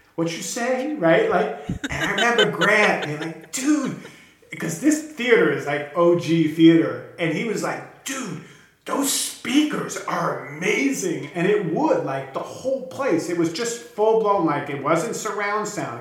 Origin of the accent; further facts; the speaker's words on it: New York City, New York, United States; moved away; New York, which for me is great because that's where I'm from